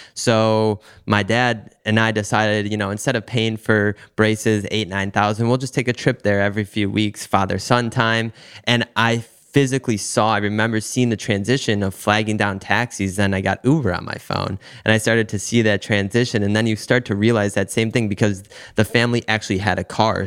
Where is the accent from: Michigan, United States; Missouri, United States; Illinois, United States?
Michigan, United States; now in South Florida, United States; where I'm from in Michigan